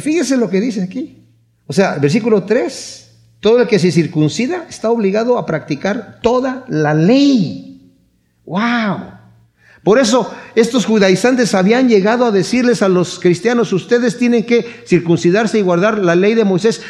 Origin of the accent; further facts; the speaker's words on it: Querétaro, Mexico; moved away; yo soy de Querétaro